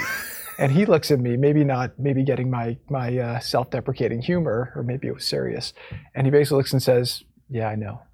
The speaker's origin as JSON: {"language": "English", "region": "New Jersey", "country": "United States", "tie": "born or raised there", "moved": "yes", "lives_now": "Florida, United States", "said": "I grew up in New Jersey"}